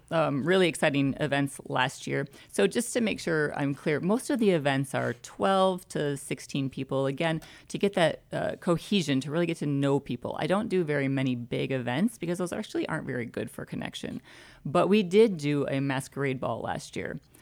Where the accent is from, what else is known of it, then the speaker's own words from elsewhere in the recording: Michigan, United States; now in Conroe, United States; 734 uh, Ann Arbor area code. We're from Michigan